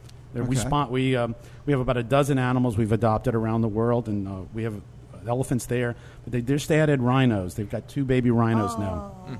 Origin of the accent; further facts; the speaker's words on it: New Orleans, Louisiana, United States; moved away as an adult; also born or lived in California; I'm from New Orleans.